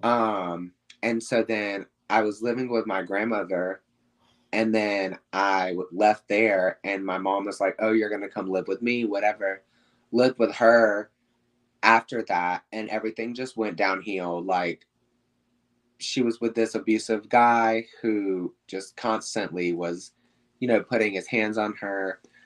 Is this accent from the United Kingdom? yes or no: no; South Carolina, United States; moved away as an adult; also born or lived in Atlanta, Georgia; now in Hollywood, Florida, United States; I was born in Atlanta. Um, I lived there till I was about four to six, I want to say. Um, and then we moved to South Carolina, and that's where I basically like lived my childhood